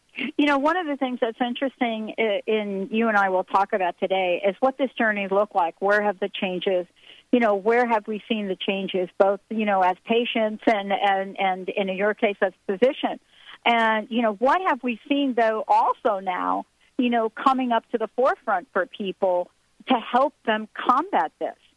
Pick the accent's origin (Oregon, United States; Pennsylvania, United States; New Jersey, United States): New Jersey, United States; Morristown; moved away as an adult; also born or lived in New York; now in Washington, United States; I was born in New York. I worked and lived in New Jersey most of my life. I li- actually lived in Morristown, New Jersey, uh, and um, for many of us that grew up in that environment